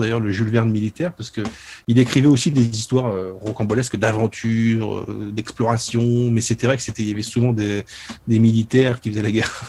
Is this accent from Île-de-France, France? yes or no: no; Souilly, Grand Est, France; chez moi, à Souilly